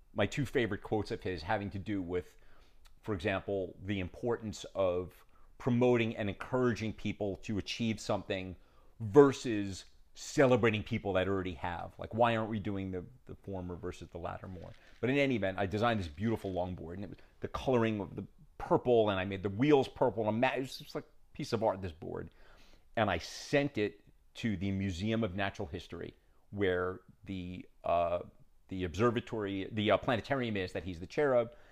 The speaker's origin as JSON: {"language": "English", "region": "New York", "country": "United States", "also_born_or_lived": "Southern California", "said": "I'm from New York"}